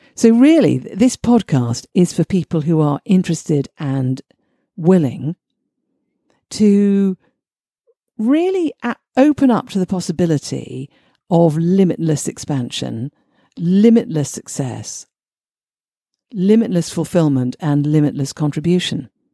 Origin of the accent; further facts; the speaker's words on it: United Kingdom; I'm British.